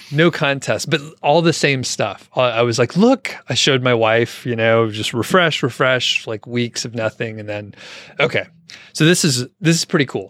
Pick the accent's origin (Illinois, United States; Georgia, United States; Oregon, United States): Georgia, United States; Atlanta; moved away; I'm from the Atlanta area originally, so it just sounds like home to me